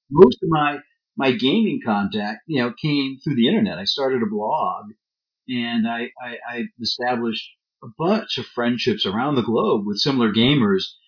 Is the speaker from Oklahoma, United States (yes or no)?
no; Alabama, United States; as a kid growing up in Biola Alabama, uh, which is in the American Deep South